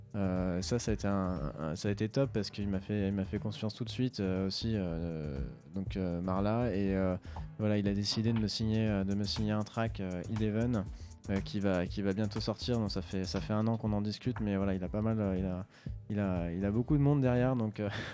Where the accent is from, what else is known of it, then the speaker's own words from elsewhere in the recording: Bordeaux, Nouvelle-Aquitaine, France; moved away as an adult; now in Paris, France; un de mes très bons potes de Bordeaux à la base, que je viens de Bordeaux. On a commencé la musique à mixer ensemble dans les soirées à Bordeaux